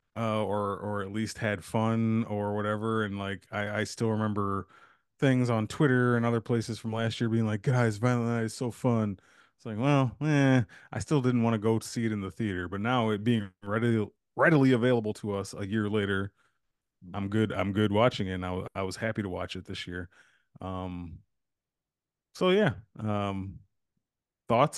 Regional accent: United States; as a society, as Americans

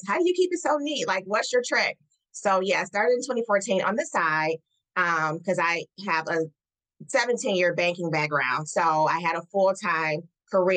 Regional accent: Detroit, Michigan, United States; my hometown of Detroit.

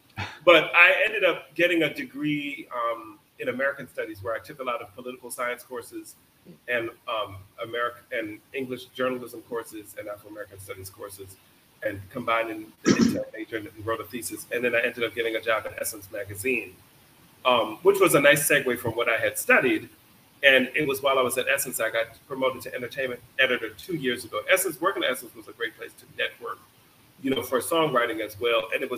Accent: Jamaica; You know, I had a job and a dream, or being Jamaican, two jobs, if you want to look at it like that.

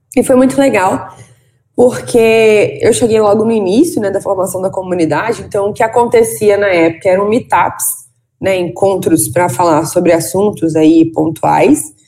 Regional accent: Valença, Rio de Janeiro, Brazil; eu sou de Valença, que não é Vassouras. Valença é uma cidade no interior do estado do Rio de Janeiro.

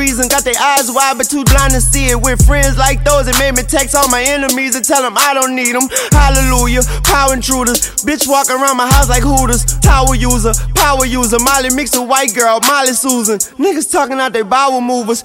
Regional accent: the South, United States; I'm from the South.

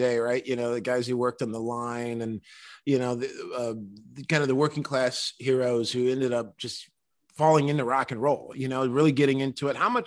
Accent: Detroit, Michigan, United States; moved away; I'm from Detroit myself

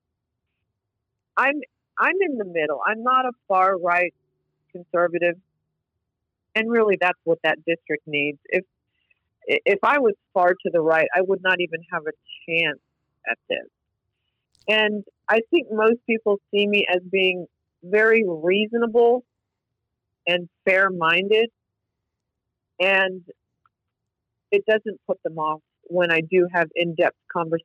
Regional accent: North Carolina, United States; also born or lived in McAllen, Texas; now in Austin, United States; I came from North Carolina originally.

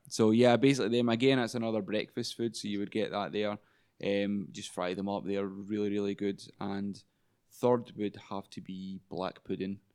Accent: Glasgow, Scotland, United Kingdom; moved away as an adult; now in Fukushima, Japan; originally from Glasgow, um, a city in Scotland. So, I've spent pretty much all my life there up until twenty-three.

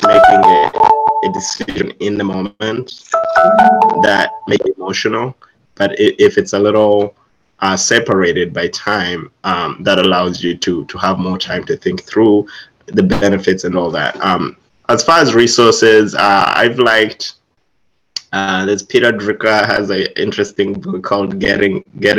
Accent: Uganda; I'm originally from Uganda, East Africa

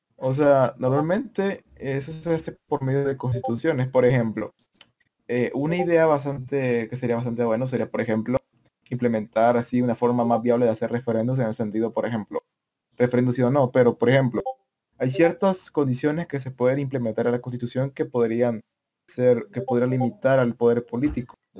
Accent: El Salvador; yo provengo de El Salvador

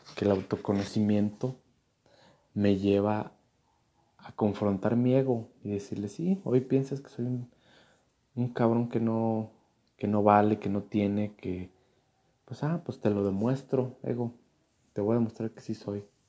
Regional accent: Mexico; como mexicanos

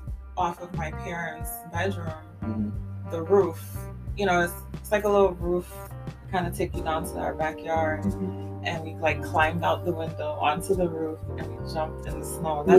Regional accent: Connecticut, United States; also born or lived in Monroe, Louisiana; growing up in Connecticut

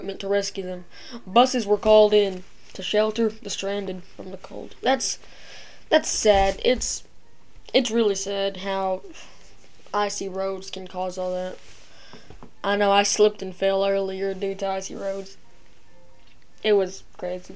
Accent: United States; I'm American.

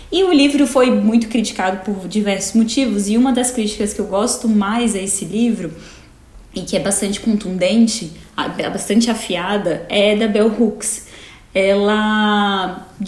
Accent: Brasília, Federal District, Brazil; now in United States; sou advogada, sou de Brasília.

